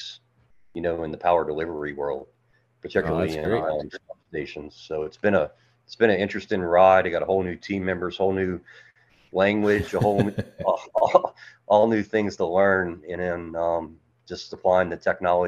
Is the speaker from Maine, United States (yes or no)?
no; Metairie, Louisiana, United States; now in Birmingham, United States; I'm originally from Metairie, Louisiana. So I grew up in Louisiana. I now live in Birmingham, Alabama